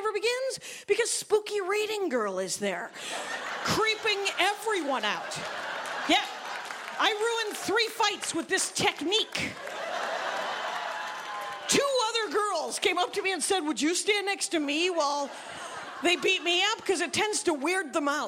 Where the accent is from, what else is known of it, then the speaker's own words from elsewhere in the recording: Wisconsin, United States; I am from Wisconsin.